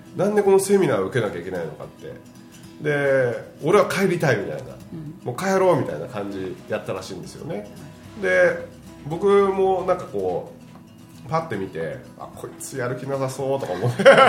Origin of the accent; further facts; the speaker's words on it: Niigata, Japan; 僕らの地元で新潟の地元